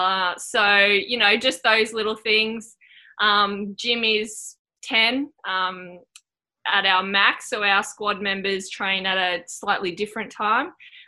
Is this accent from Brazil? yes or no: no; Anglesey, Wales, United Kingdom; I grew up in Anglesey, little town there, so wasn't aware that, you know, the top level of netball that you could play.